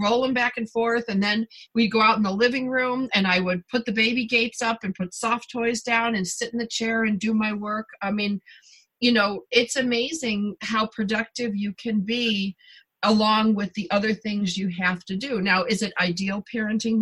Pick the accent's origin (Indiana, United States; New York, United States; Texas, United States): New York, United States; Buffalo; moved away; also born or lived in southern Canada; I'm from Buffalo originally, and I spent a lot of time, you know, in southern Canada.